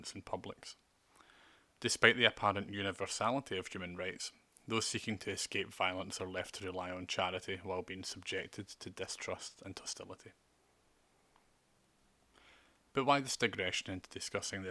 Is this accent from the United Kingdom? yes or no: yes; United Kingdom; I have rights as a British and European Union citizen